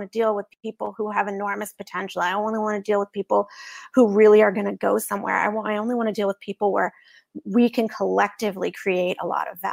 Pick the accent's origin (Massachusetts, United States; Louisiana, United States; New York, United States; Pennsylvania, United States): Massachusetts, United States; Boston; I'm from Boston